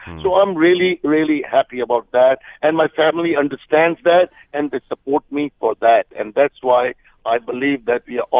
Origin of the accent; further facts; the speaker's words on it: Canada; And you know, when I'm a Canadian, so when somebody goes low, I go high.